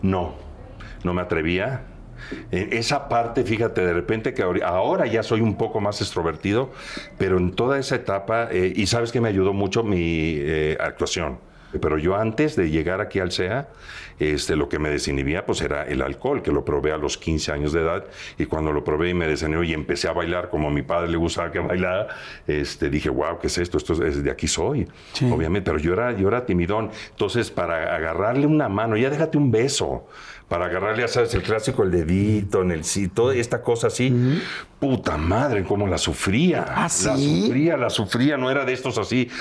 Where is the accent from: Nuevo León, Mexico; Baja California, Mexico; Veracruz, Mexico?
Veracruz, Mexico; moved away; yo soy oriundo de Veracruz, del puerto